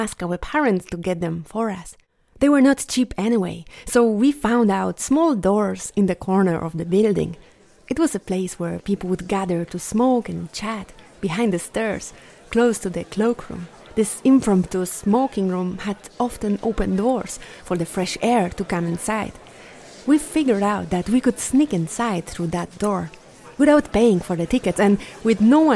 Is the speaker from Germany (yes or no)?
no; Poland; my hometown turned into a jazz capital of Poland